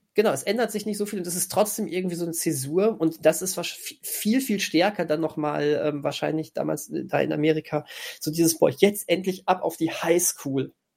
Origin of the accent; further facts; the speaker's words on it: Germany; für uns Deutsche